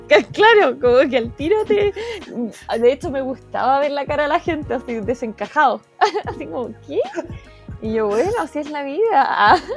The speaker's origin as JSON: {"language": "Spanish", "town": "Temuco", "region": "Araucanía", "country": "Chile", "moved": "yes", "said": "yo soy de Temuco"}